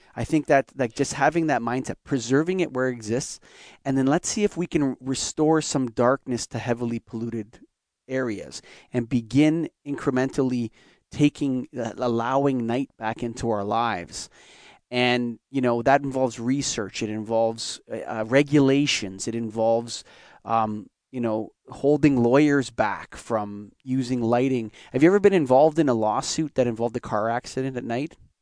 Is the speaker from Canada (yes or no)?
yes; Canada; I'm a Canadian